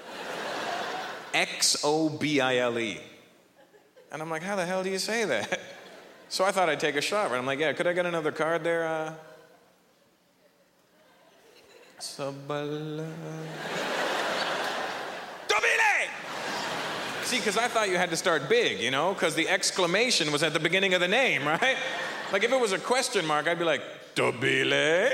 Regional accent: Canada; Good to be home, man. Canada

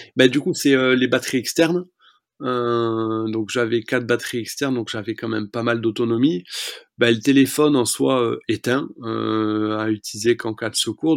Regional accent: France; J'ai grandi dans les Pyrénées

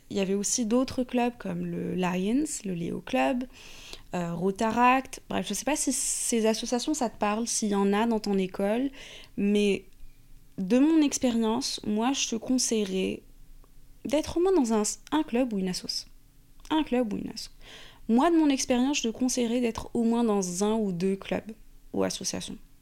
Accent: Morocco; moved away as an adult; now in Paris, France; j'ai grandi au Maroc. Donc j'ai fait la plupart de mes études au Maroc, même l'université.

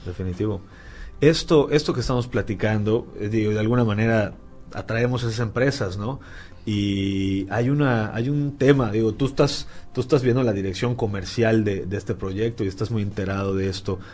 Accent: Yucatán, Mexico; yo soy yucateco

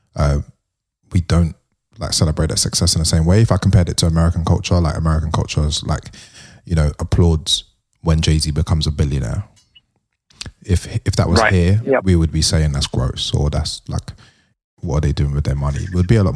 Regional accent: London, United Kingdom; the way I grew up in London

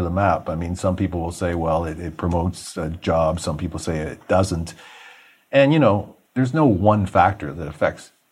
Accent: Toronto, Ontario, Canada; I grew up in Rexdale.

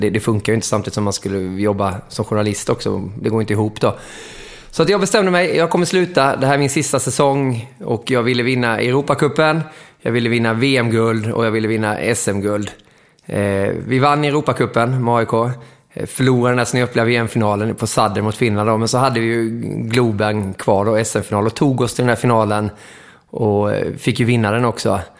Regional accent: Småland, Kronoberg County, Sweden; moved away as an adult; also born or lived in Moheda / Växjö / Mora; now in Stockholm, Sweden; Jag är ju smålänning

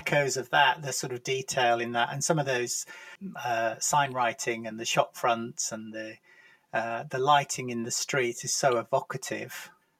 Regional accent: Lancashire, North West England, United Kingdom; I'm from Lancashire as well

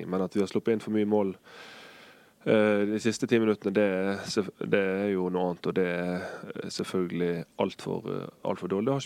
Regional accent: Bergen, Vestland, Norway; Jeg kommer fra Bergen.

